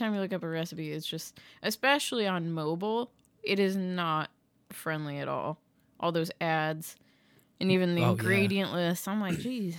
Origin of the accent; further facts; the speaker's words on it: Massachusetts, United States; My hometown in Massachusetts got 3 inches of snow, but they thought they were going to get like 12 to 18 inches.